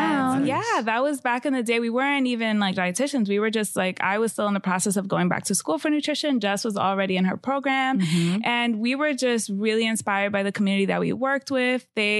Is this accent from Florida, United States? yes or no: no; New York City, New York, United States; I'm from the Bronx.